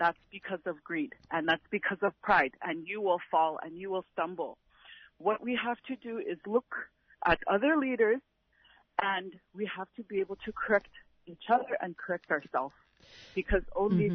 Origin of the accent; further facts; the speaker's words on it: Napakiak, Alaska, United States; I'm from Napakiak